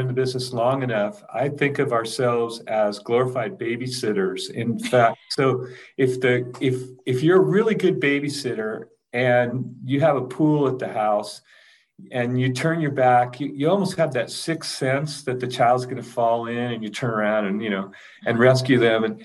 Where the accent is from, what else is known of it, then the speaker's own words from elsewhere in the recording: Ventura, California, United States; winds like I grew up with in Ventura